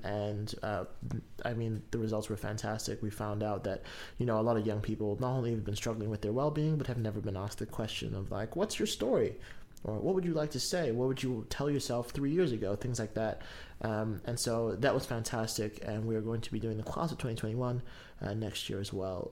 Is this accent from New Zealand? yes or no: yes; Kaitaia, Northland, New Zealand; moved away; I'm from Kaitaia and I went home last week